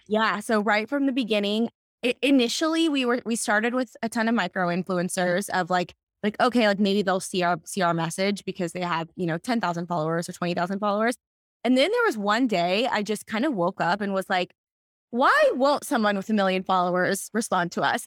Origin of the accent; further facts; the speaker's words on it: Texas, United States; now in Los Angeles, United States; growing up in Texas and now being in Los Angeles